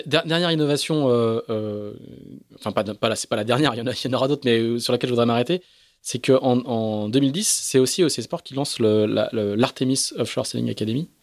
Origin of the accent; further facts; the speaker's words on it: France; accent: French; c'est mon accent, euh, c'est mon accent français